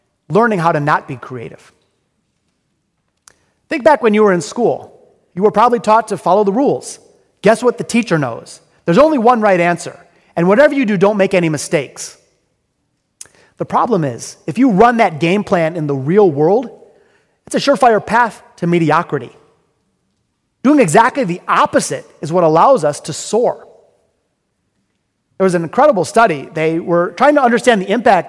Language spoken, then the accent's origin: English; Detroit, Michigan, United States; I'm from Detroit. I'm a hardcore, multi-generational Detroiter. My grandparents were born in the city. My parents, and of course, I was born in the city. I'm very, very proud of our hometown